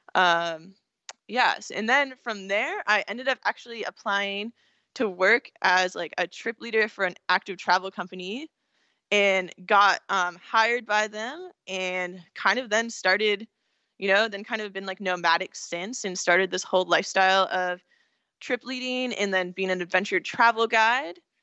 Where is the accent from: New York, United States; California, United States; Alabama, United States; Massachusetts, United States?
California, United States; also born or lived in Pennsylvania / San Francisco; I'm from California, so I was kind of, like, the hippie person there